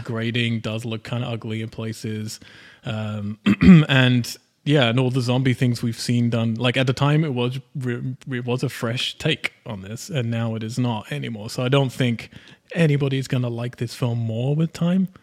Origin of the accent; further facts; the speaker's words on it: United Kingdom; I'm British